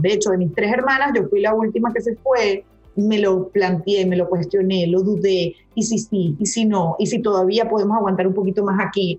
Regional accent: Caracas, Capital District, Venezuela; born or raised there; moved away as an adult; also born or lived in Maracaibo, Venezuela / Hungary / London / Paris; now in Dominican Republic

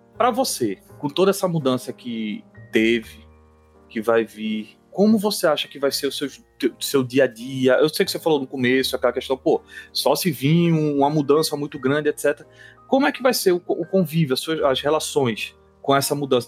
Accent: Northeast Region, Brazil; eu sou nordestino

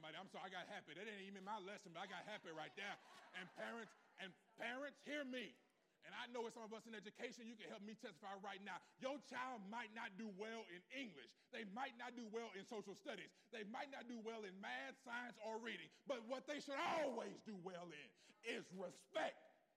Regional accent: West Coast, United States; I'm from the North. I'm from the West Coast. We really never had to say that.

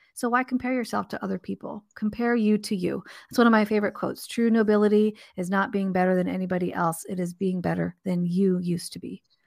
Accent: Southern California, United States; I grew up in Southern California.

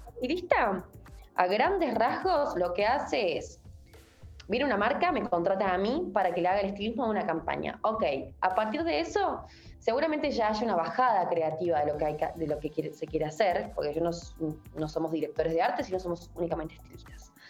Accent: Rafaela, Santa Fe, Argentina; yo soy de Rafaela Santa Fe

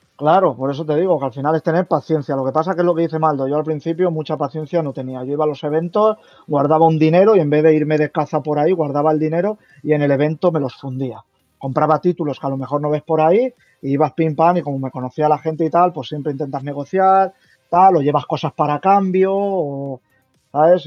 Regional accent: Valencia, Valencian Community, Spain; yo soy de Valencia

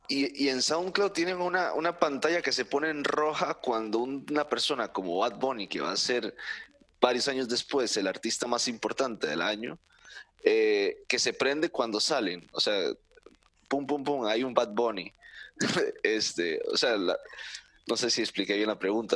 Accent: Costa Rica

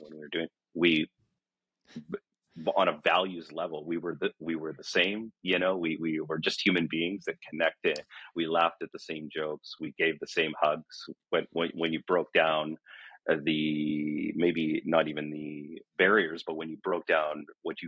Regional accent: Central Alberta, Canada; I was from Central Alberta

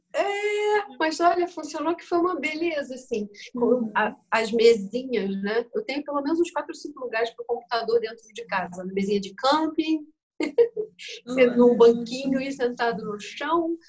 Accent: Brazil; moved away as an adult; also born or lived in Germany; eu, como brasileira, eu devia ter 21

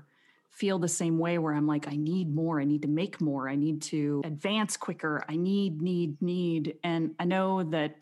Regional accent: Arizona, United States; I grew up in Arizona

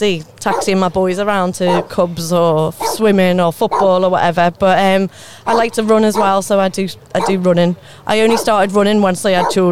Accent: the Wirral, North West England, United Kingdom; accent: Scouser; moved away as an adult; now in Basingstoke, United Kingdom; I'm from the Wirral originally. Yeah, moved down here about 10-12 years ago, but still got the accent.

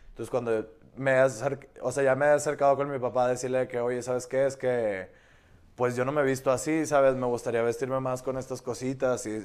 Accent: Nuevo León, Mexico; soy regio.

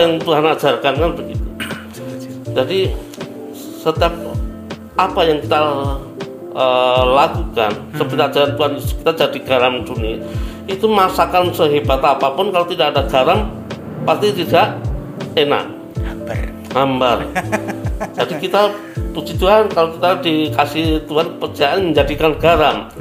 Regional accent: Java, Indonesia; saya kan orang Jawa saya

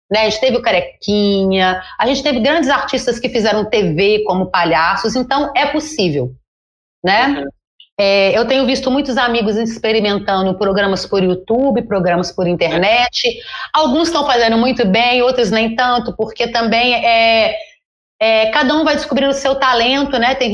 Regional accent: Brazil; e decidiram que daqui para frente, como somos brasileiros e como a palavra em português é palhaço, somos todos palhaços, né?

